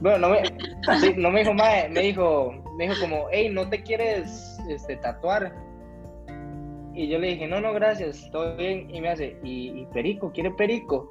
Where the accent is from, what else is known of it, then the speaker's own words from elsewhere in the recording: Costa Rica; somos de Costa Rica.